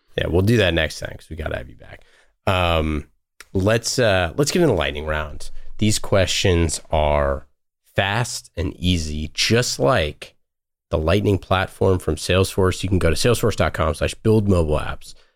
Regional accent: Oakland, California, United States; I grew up in Oakland

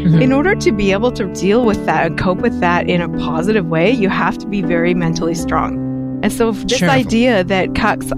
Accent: Vancouver, British Columbia, Canada; I'm from Vancouver, BC, Canada

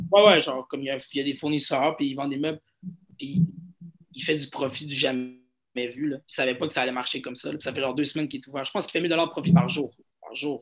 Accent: Montreal, Quebec, Canada; j'ai grandi à Outremont, qui se trouve sûrement dans, dans les quartiers les plus riches de Montréal.

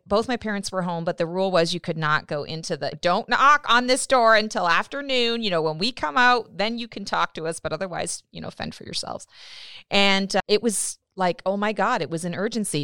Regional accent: Canada; I'm Canadian

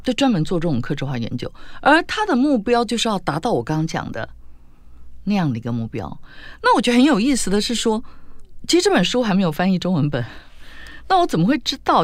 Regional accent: Tainan, Taiwan; 因为我们是台南人嘛

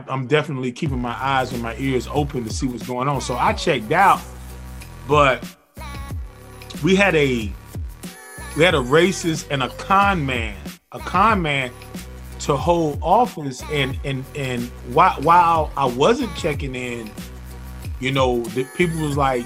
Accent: the South, United States; I'm from the South, so you know, we're from the country down here

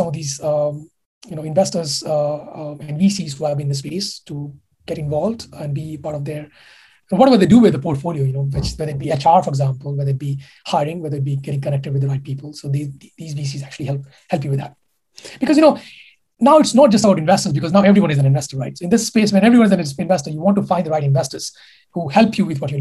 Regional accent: India; moved away as an adult; I come from India. I've been there for 20 years of my life

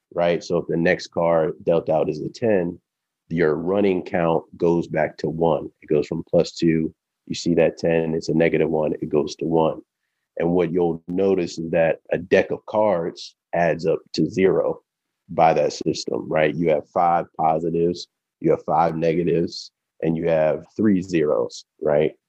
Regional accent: Baltimore, Maryland, United States; I'm originally from Baltimore, Maryland, born and bred.

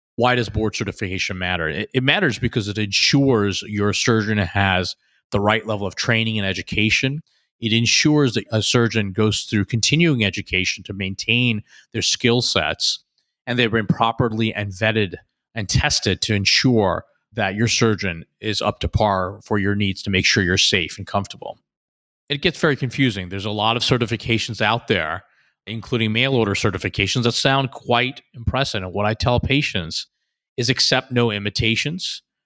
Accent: outside of Philadelphia, New Jersey, United States; moved away as an adult; also born or lived in Boston; now in Houston, United States; I actually was born in Boston, and I grew up outside of Philadelphia, New Jersey

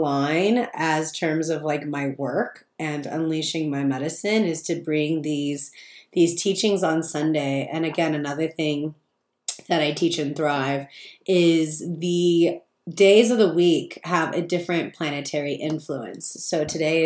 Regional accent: Palm Springs, California, United States; moved away as an adult; now in Joshua Tree, United States; I grew up in Palm Springs

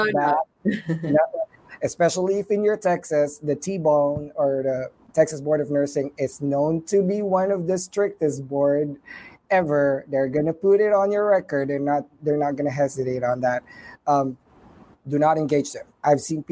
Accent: Philippines; English is a second language; moved away; I'm a Filipino

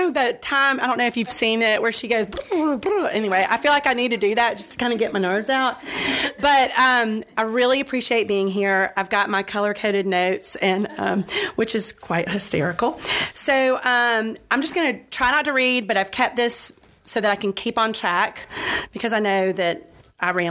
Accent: Georgia, United States; also born or lived in Florida; I was born in Florida in 1970, so you figure out the math how old I am today. Um, I moved to Georgia and I was Catholic raised, Catholic school.

